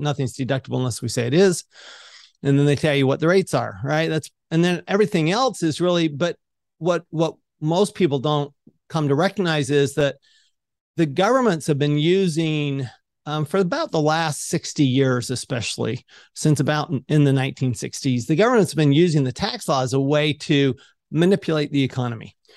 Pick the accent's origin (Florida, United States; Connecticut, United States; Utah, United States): Utah, United States; Salt Lake City; I grew up in Salt Lake City, Utah.